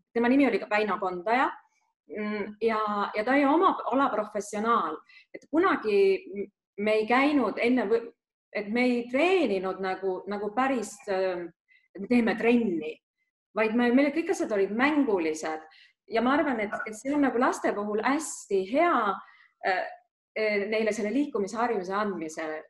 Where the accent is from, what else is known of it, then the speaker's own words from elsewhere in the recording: Lääne-Viru County, Estonia; ma olen pärit eh, Lääne-Virumaalt